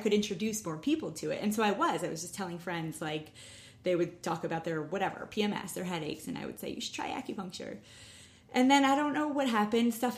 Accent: New Rochelle, New York, United States; I grew up in Westchester, New Rochelle

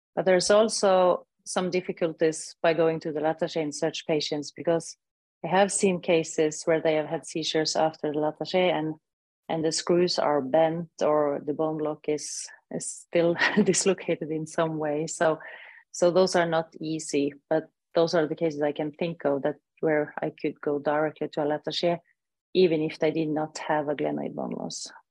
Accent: Norway; I'm from Northern Europe, from Scandinavia, Norway

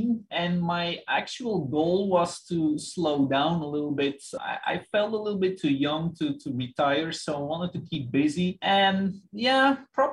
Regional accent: Belgium; moved away; I'm originally from Belgium. That's where I grew up

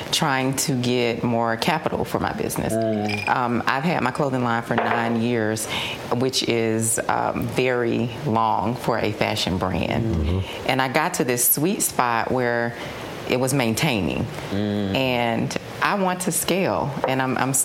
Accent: Decatur, Georgia, United States; born and raised in Decatur

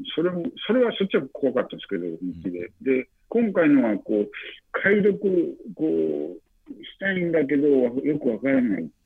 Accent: western Okayama Prefecture, Japan; 僕はまあ岡山県の西の方の出身なんで

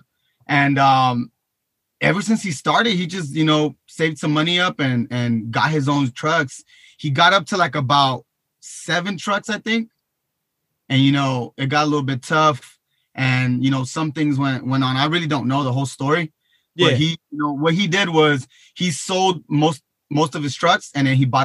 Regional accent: Long Beach, California, United States; I'm from Long Beach, California

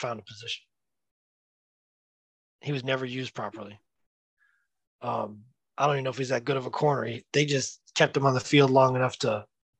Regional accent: the South, United States; I grew up playing basketball in the South.

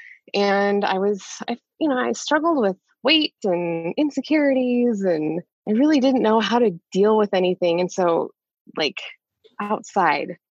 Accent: Montana, United States; I grew up in Montana

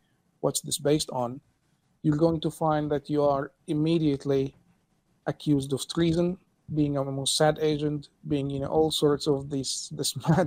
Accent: Cairo, Cairo Governorate, Egypt; So I'm Egyptian, and I was born in 1990 in Cairo. Like most Egyptians, I grew up in a Muslim family

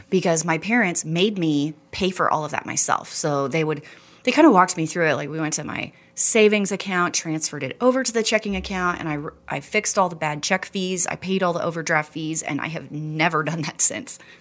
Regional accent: Texas, United States; moved away as an adult; also born or lived in Houston / Dallas; now in Rexburg, United States; Born and raised in Texas, Houston, Dallas

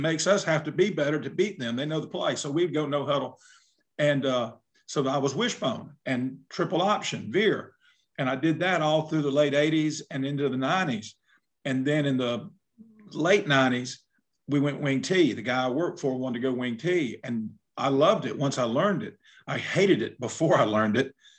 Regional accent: South Alabama, United States; I'm from South Alabama

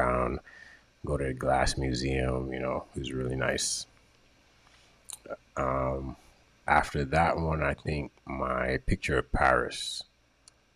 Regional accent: Jamaica; I'm from Jamaica.

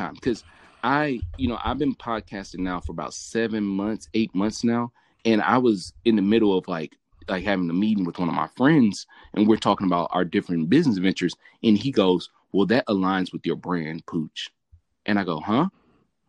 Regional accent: Memphis, Tennessee, United States; now in Sacramento, United States; I'm from Memphis, Tennessee

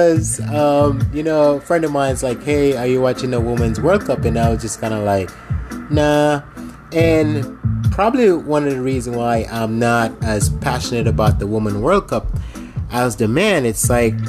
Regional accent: Jamaica; I'm from Jamaica

